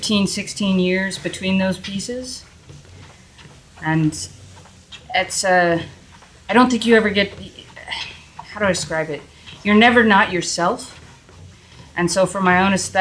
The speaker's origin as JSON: {"language": "English", "region": "New England", "country": "United States", "tie": "born or raised there", "said": "I grew up in New England"}